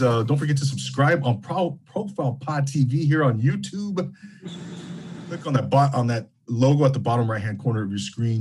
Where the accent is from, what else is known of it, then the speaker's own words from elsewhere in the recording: Rancho Cucamonga, California, United States; growing up in the Inland Empire in Rancho Cucamonga in the early '90s